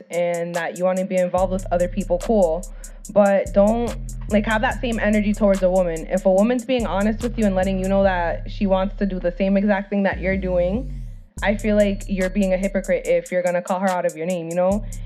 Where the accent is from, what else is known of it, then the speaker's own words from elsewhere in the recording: Rhode Island, United States; I was born to a Dominican family, and I'm obviously from Rhode Island.